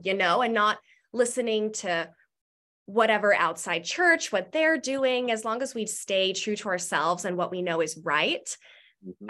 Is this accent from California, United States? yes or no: no; Marietta, Georgia, United States; I grew up in Marietta, and I went to Wheeler High School